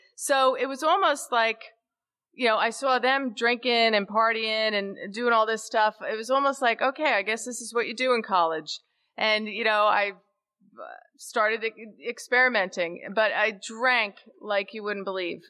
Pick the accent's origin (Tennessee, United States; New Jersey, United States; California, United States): New Jersey, United States; Caldwell; I was born on November 20th, 1962, in a town that's about a half, half a, uh, an hour west of the George Washington Bridge in New Jersey, a town called Caldwell, New Jersey.